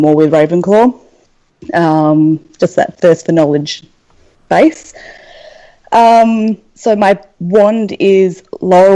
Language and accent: English; Australia; I'm from Australia